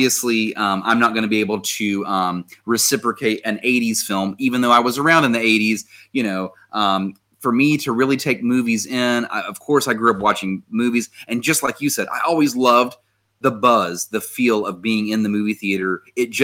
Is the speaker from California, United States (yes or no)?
no; West Virginia, United States; I was from West Virginia